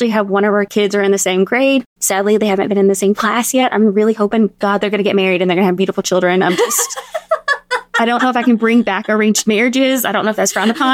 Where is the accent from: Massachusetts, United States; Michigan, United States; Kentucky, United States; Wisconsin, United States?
Kentucky, United States; moved away as an adult; also born or lived in Los Angeles, California / Lexington, Kentucky; We're from Kentucky. Our family lives here